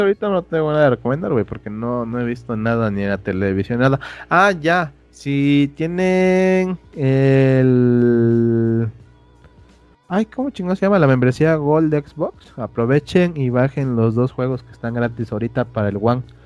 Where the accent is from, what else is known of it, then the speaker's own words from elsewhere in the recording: Mexico; como ciudadano mexicano